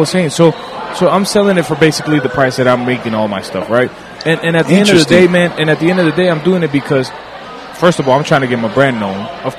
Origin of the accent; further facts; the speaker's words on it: New York, United States; now in Kansas City, United States; I'm from New York.